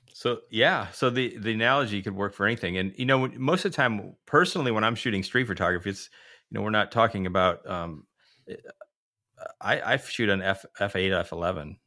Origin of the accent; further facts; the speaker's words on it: United States; as an American